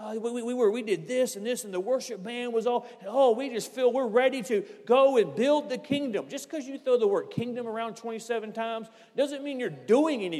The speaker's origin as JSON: {"language": "English", "country": "United States", "said": "I'm an American"}